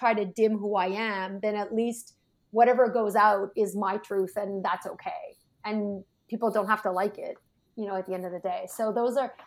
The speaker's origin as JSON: {"language": "English", "country": "Canada", "said": "we're Canadian"}